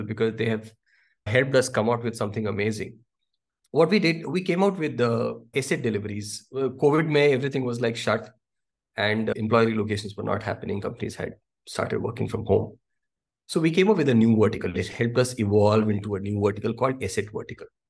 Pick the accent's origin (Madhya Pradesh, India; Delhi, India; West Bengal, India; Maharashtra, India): Delhi, India; moved away; I come from Delhi